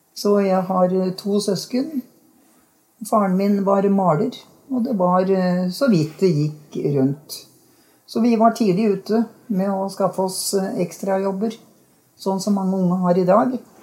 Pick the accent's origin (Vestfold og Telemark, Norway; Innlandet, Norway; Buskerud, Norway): Buskerud, Norway; Hokksund; Jeg er barnefødt her i Hokksund